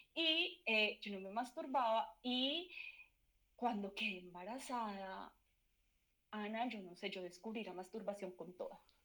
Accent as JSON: {"language": "Spanish", "town": "Manizales", "region": "Caldas", "country": "Colombia", "tie": "born or raised there", "also_born_or_lived": "Pereira", "said": "en Manizales viví también cuando era chiquita, como hasta los 10 años, pero mi adolescencia fue en Pereira"}